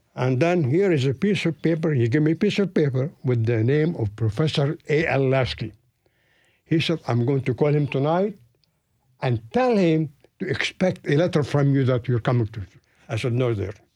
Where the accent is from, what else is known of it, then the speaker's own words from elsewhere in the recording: Beirut, Beirut Governorate, Lebanon; moved away as an adult; also born or lived in Palestine / San Francisco; now in Nashville, United States; I grew up in Beirut, Lebanon.